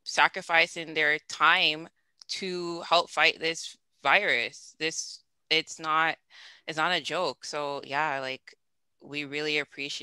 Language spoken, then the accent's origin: English; Jamaica; moved away; I'm raised Jamaican